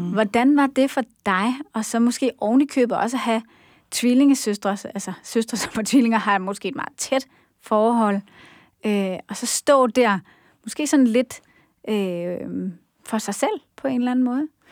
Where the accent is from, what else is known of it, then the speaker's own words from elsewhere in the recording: Denmark; som danskere